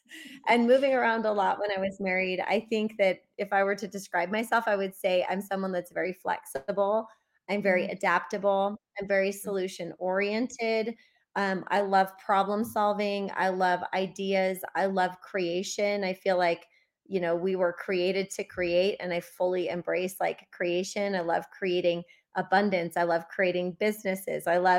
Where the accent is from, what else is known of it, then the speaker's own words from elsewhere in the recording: Midwest, United States; And I grew up mostly in the Midwest, but we also moved a lot growing up.